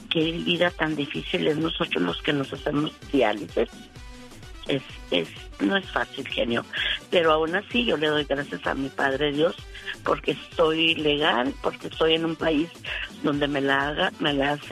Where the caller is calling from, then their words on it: Denver, Colorado, United States; De Denver, Colorado.